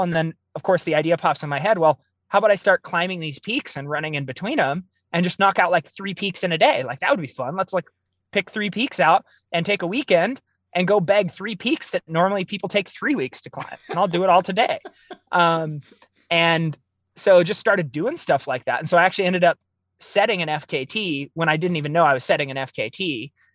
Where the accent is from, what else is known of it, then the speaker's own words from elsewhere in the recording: Oregon, United States; I grew up in the Pacific Northwest. I'm, I'm Oregon born and raised.